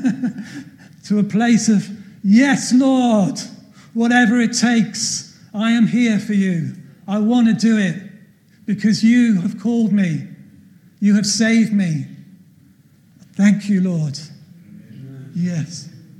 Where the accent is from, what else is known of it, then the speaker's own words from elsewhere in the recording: Cardiff, Wales, United Kingdom; moved away as an adult; also born or lived in Notting Hill Gate, London / Catford, London; now in London, United Kingdom; we grew up together. I became a Christian through his witness. We went to school together. I left Cardiff when I was 20 to come to London to go to college.